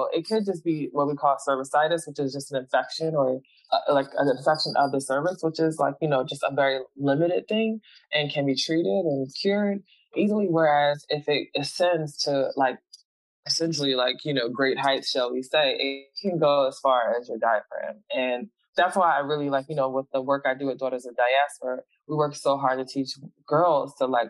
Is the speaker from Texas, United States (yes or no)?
no; Philadelphia, Pennsylvania, United States; the community that I was raised in Philly